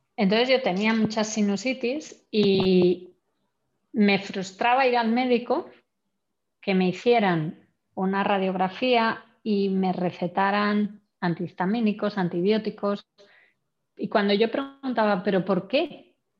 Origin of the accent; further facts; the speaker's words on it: Santander, Cantabria, Spain; moved away; also born or lived in Germany; vengo de la única región de España en la que eh, hace 20 años no se hacía vino vengo de Santander, que de vacas sabemos mucho